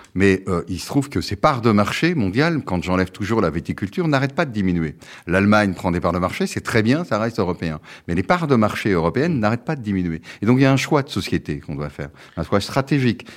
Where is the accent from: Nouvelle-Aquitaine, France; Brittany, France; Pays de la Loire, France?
Brittany, France; also born or lived in Quebec; je suis breton, français et européen